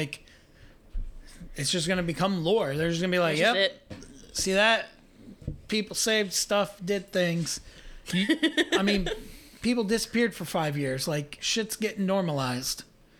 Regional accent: Southeast Ohio, United States; accent: Appalachian; I'm from Southeast Ohio

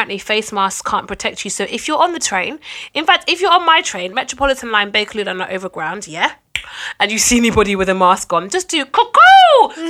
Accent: Jamaica; I'm already a Jamaican black woman.

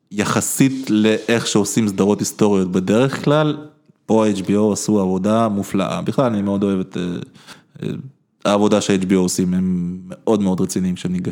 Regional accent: Israel; also born or lived in Ukraine; אני מגדיר את עצמי בראש ובראשונה כישראלי, לגמרי. זאת אומרת, הסיפור הזה של נולדתי באוקראינה הוא ממש distant second

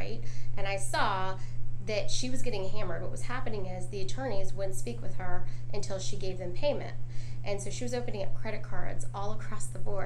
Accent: Dunwoody, Georgia, United States; also born or lived in Atlanta; I was born in Atlanta and grew up in Dunwoody

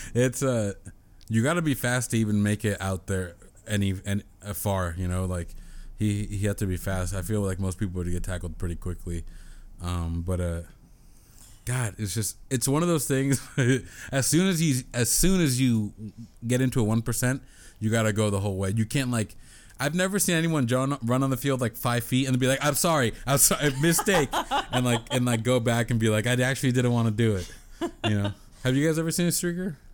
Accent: San Diego, California, United States; I'm from San Diego

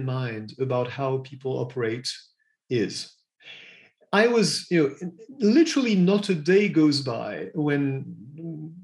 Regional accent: Paris, Île-de-France, France; accent: French; English is a second language; also born or lived in United States / England; I'm French. You've probably heard that in my accent already. I was born in Paris and I still live in Paris.

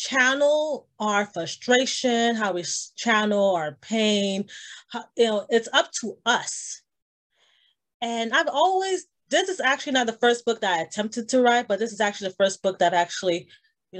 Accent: Miami, Florida, United States; I am born and raised in Miami. I am of Haitian descent

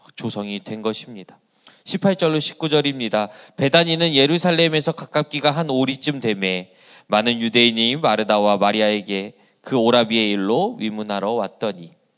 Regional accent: Asan, South Chungcheong, South Korea; 제 고향은 어, 이 충남 아산이라는 어, 시골 동네였습니다

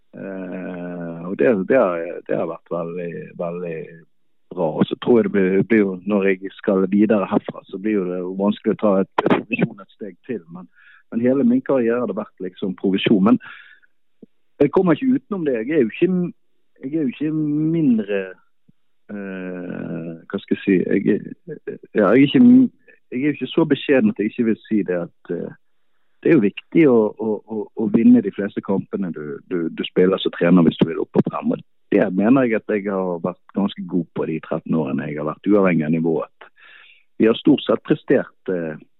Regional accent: Bergen, Vestland, Norway; moved away as an adult; also born or lived in Drammen, Norway; now in Munich, Germany; så er jeg jo bergenser, jeg var der i nesten fire år, og da ville jeg hjem igjen

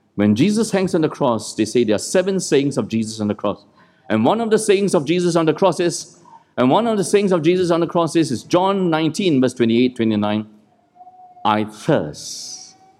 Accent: Malaysia; moved away; also born or lived in Singapore; that's how we grew up in Malaysia, where I grew up, and in Singapore

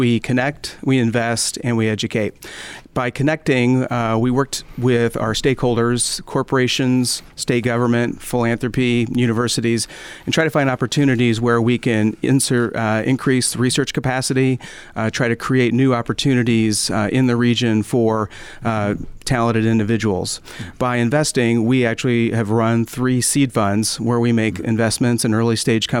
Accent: United States; moved away as an adult; also born or lived in St. Louis, Missouri / Louisville, Kentucky; now in Indianapolis, United States; I grew up in St. Louis and in Louisville.

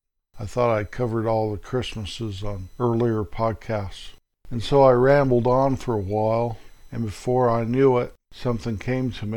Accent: hometown up from Denver, Colorado, United States; Mom would always take us down to Denver to buy school clothes. Now, there were a couple places up in my hometown to buy clothes

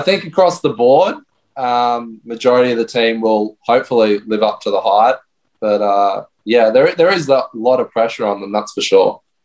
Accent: Brisbane, Queensland, Australia; now in Gold Coast, Australia; I'm from Brisbane myself

